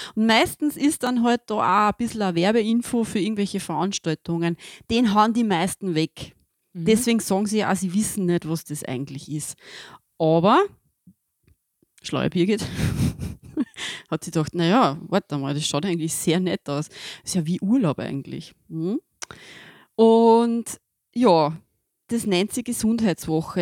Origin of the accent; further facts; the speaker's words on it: Austria; bei uns in Österreich